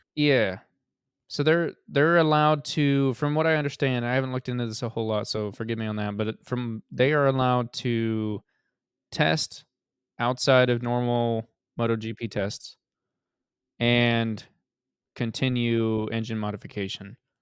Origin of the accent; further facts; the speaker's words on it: United States; as an American